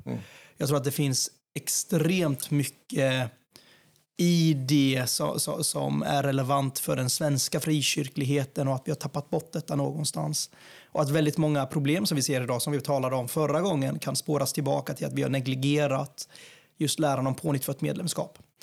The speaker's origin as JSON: {"language": "Swedish", "town": "Jönköping", "region": "Jönköping County", "country": "Sweden", "tie": "born or raised there", "said": "Strömsbergsskogen i Ljungarum där jag växte upp eh, i Jönköping."}